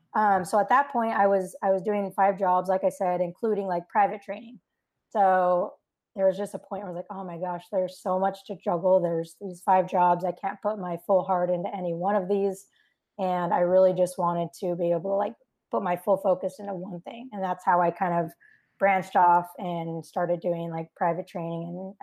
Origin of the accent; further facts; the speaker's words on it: Utah, United States; moved away as an adult; also born or lived in Virginia; now in California, United States; I went and transferred back to my home state of Utah.